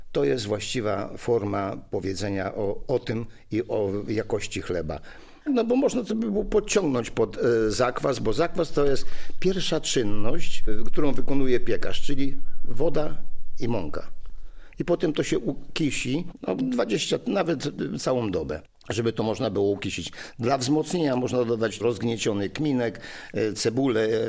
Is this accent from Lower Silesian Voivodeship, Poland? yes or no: yes; Wrocław, Lower Silesian Voivodeship, Poland; U nas w Wrocławiu nazywane to piersiówkami